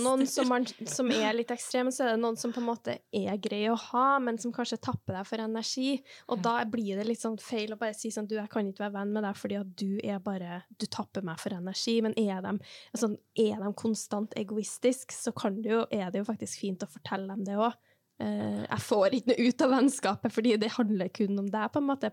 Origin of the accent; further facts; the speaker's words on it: Norway; also born or lived in Trondheim; vi er norsk, vi bor i et lite land